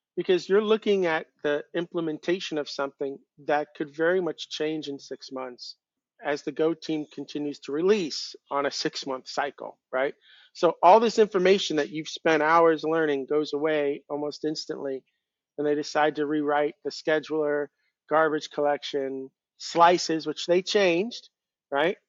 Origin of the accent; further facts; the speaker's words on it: Long Island, New York, United States; I grew up on Long Island, but it's connected to the rest of the United States